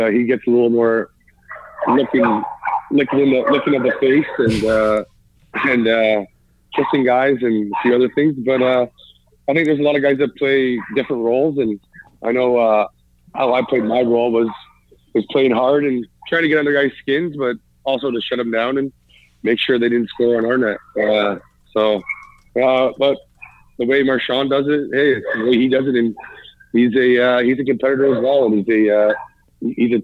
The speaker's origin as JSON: {"language": "English", "town": "Toronto", "region": "Ontario", "country": "Canada", "tie": "born or raised there", "also_born_or_lived": "Mimico", "lives_now": "London, Canada", "said": "Toronto, as my hometown and where I grew up and where I was a Leaf fan when I was a kid"}